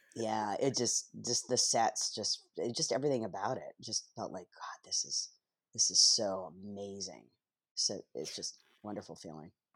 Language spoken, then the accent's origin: English; Canada; moved away as an adult; also born or lived in Toronto; now in Los Angeles, United States; growing up in Canada and not having access like we do here in L